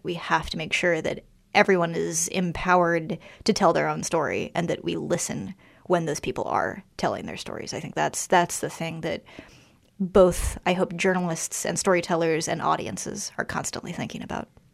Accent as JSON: {"language": "English", "town": "Washington", "region": "District of Columbia", "country": "United States", "tie": "born or raised there", "said": "I grew up in Washington, D C"}